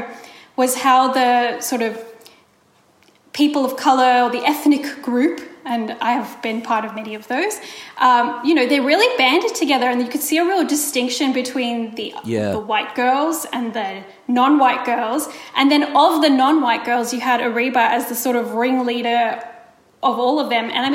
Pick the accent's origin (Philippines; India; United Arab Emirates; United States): India; I'm Indian